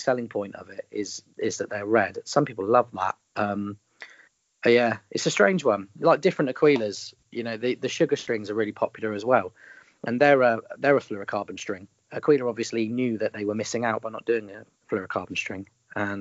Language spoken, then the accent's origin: English; United Kingdom; accent: common Southern UK; I've got quite a common Southern UK accent